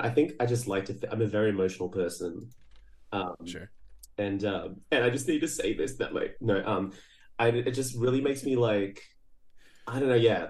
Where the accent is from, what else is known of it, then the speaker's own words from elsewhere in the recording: Brazil; I was born in Brazil